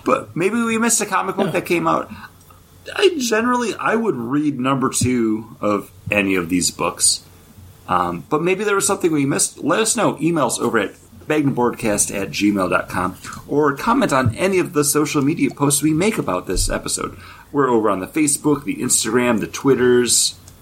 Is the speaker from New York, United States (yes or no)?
yes; Western New York, United States; I grew up in New York upstate Western New York, not not the city